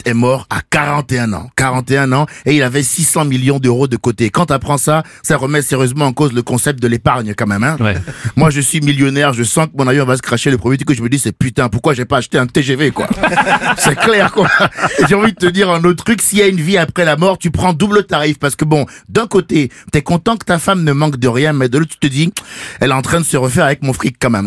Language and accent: French; Benin; je viens du Bénin, le pays du vaudou